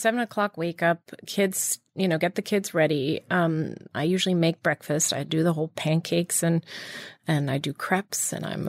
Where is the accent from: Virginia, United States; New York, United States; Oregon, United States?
Virginia, United States; I grew up in Virginia, so I learned to be very independent at a young age.